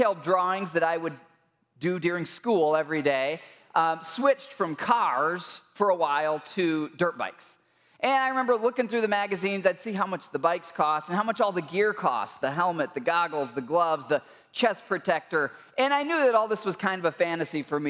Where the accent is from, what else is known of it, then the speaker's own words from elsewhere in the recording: Midwest, United States; where I grew up in the Midwest